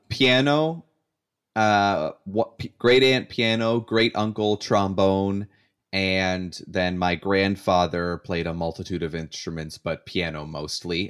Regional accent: Canada; as a Canadian

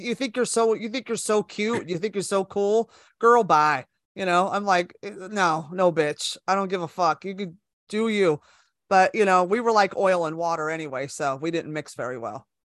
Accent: Bay Area, California, United States; moved away as an adult; also born or lived in Los Angeles, United States; now in New York, United States; I was born and raised in California, so I'm from the Bay Area, and I moved to L A with my best friend

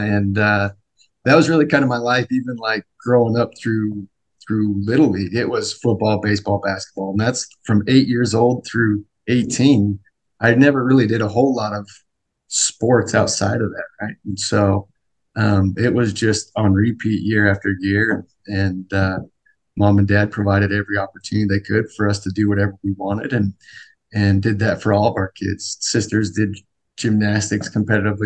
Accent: Sandy, Utah, United States; I grew up in Sandy, like you said, family of 10 with 8 kids.

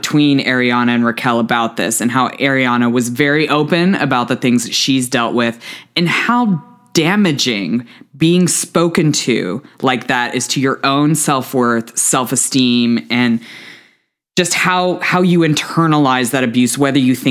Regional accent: United States

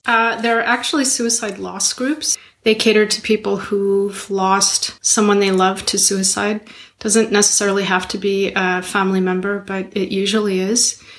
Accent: Montreal, Quebec, Canada; I'm from Montreal

